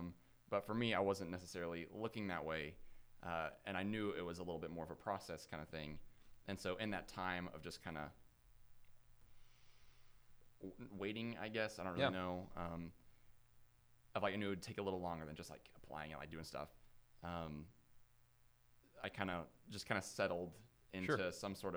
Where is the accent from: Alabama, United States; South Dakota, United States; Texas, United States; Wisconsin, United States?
Alabama, United States; Huntsville; I grew up in Huntsville